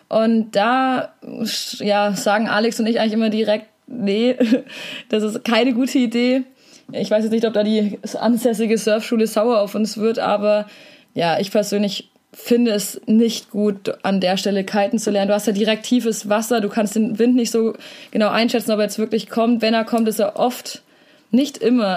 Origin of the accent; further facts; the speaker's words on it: Southern Germany, Germany; als Süddeutscher